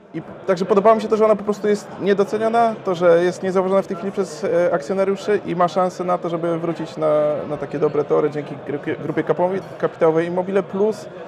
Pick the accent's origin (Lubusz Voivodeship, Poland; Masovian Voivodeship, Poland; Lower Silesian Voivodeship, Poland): Lubusz Voivodeship, Poland; Gorzów Wielkopolski; now in Wrocław, Poland; pochodzę z Gorzowa, ale swoją firmę otworzyłem we Wrocławiu